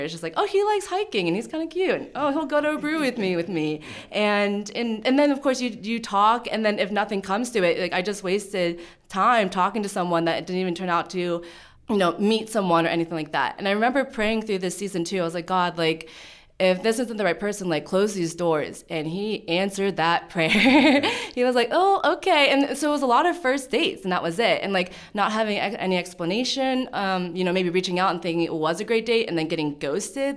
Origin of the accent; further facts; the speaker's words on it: Pittsburgh, Pennsylvania, United States; moved away as an adult; also born or lived in Nanning, China; now in Frederick, United States; I grew up in Pittsburgh, Pennsylvania